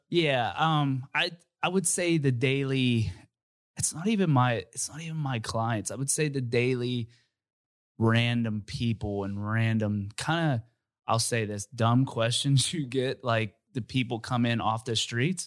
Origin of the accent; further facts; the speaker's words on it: Uniontown, Pennsylvania, United States; moved away as an adult; I'm from Uniontown, Pennsylvania, and I moved here probably when I was, like, twenty-three